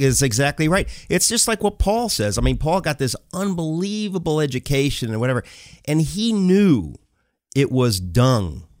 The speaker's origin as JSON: {"language": "English", "region": "New York", "country": "United States", "tie": "born or raised there", "also_born_or_lived": "Connecticut", "lives_now": "New York City, United States", "said": "I grew up in New York and in Connecticut"}